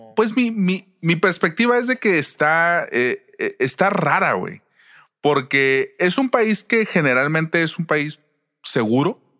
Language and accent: Spanish; Mexico; nosotros como mexicanos que vivimos en México